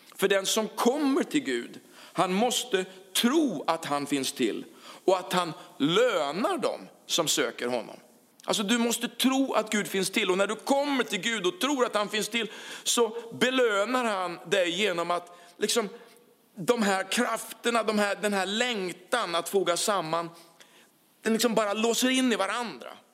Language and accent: Swedish; Karlskrona, Blekinge, Sweden; moved away as an adult; also born or lived in Huskvarna; den stad där vi kommer från, Karlskrona